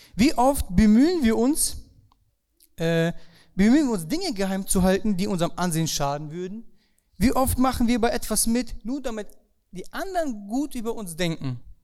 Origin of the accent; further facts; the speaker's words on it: Germany; Bei uns in Deutschland